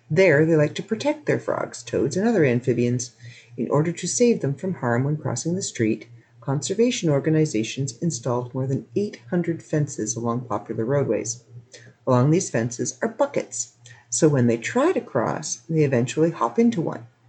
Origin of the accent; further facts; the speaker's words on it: Canada; I'm Canadian